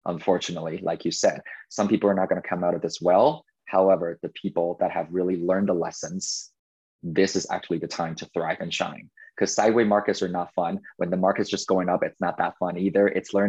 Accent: Taiwan; I think it's because I came from Taiwan and I felt like I lost Chinese New Year's.

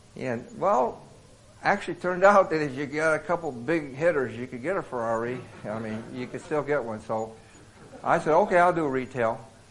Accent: Davenport, Iowa, United States; also born or lived in Bronx, New York City; now in Boston, United States; raised in Davenport, Iowa

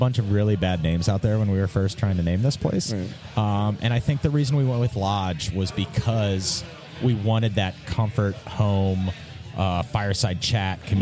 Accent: Mason, Ohio, United States; we're from Mason. Like, yeah. we live in Mason. Like, that's our home

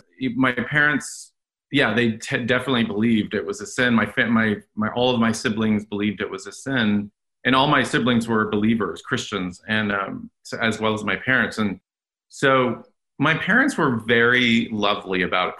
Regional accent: Dallas, Texas, United States; Born {S1} and raised in Dallas, Texas, in a Roman Catholic family. Went to Catholic schools my whole life, Jesuit schools in Dallas

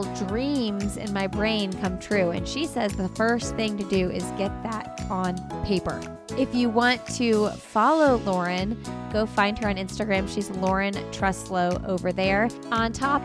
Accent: Indiana, United States; now in North Carolina, United States; I'm from Indiana

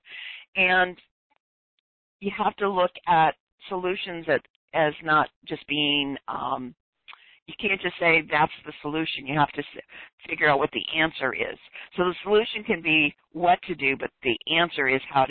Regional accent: Detroit, Michigan, United States; moved away; born and raised in Detroit

